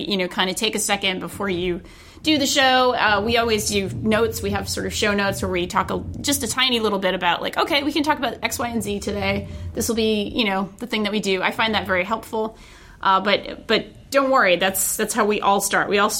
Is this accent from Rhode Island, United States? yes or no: yes; Rhode Island, United States; my home state of Rhode Island